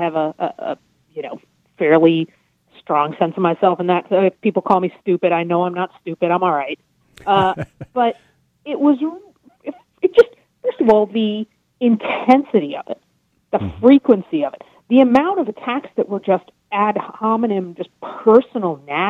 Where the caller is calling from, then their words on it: New York, United States; I'm in New York.